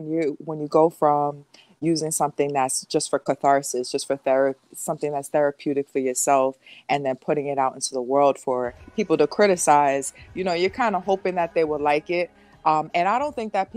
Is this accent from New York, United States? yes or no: yes; Long Island, New York, United States; I'm from Long Island, New York.